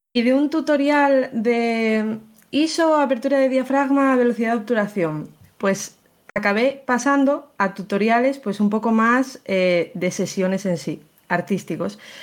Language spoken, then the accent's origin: Spanish; León, Castile and León, Spain; yo soy de León